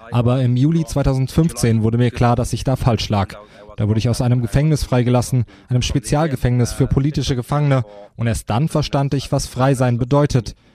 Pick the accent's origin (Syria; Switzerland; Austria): Syria; Was da in meinem Heimatland passiert, das muss den Menschen in Europa, in Deutschland bewusster werden. Strafgefangener in Syrien zu sein, bedeutet nicht unbedingt, dass man kriminell ist.